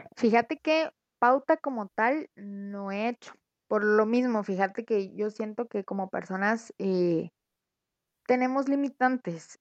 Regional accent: Guatemala; como ciudadano guatemalteco

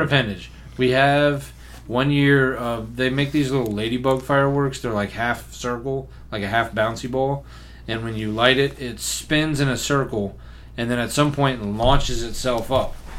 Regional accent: Memphis, Tennessee, United States; when I was growing up in Memphis, most fireworks were just straight up illegal

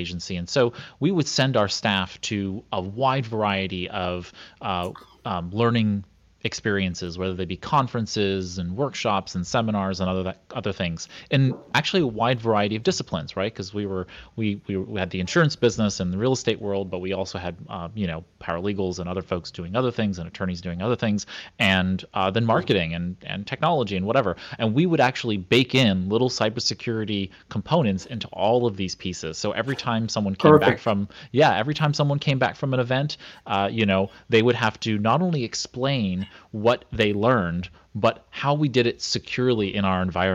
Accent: New York City, New York, United States; I grew up in Brooklyn

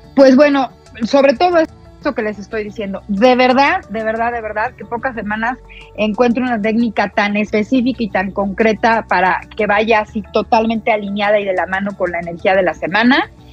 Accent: Mexico; para nosotros como mexicanos

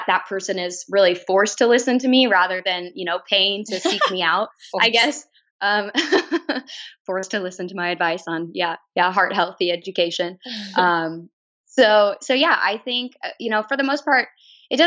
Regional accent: Lincoln, Nebraska, United States; I was born and raised in Lincoln

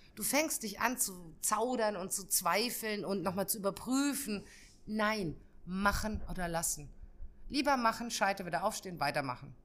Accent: Bavaria, Germany; ich komme ja aus Bayern oder meine Mama ist in Bayern

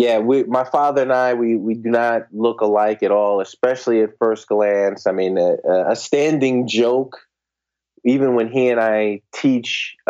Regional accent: Newark, New Jersey, United States; I grew up in the New Jersey area. Grew up in Newark

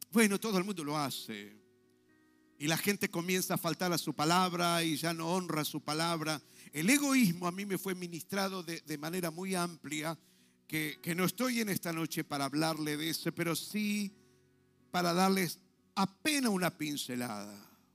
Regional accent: Argentina; estamos como argentinos

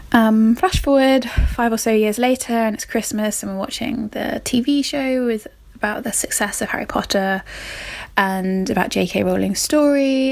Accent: Somerset, South West England, United Kingdom; I'm from Somerset in England

